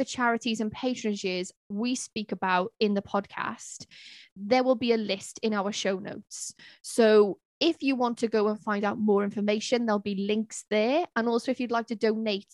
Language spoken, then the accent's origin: English; Cardiff, Wales, United Kingdom; I am from Wales. I'm from Cardiff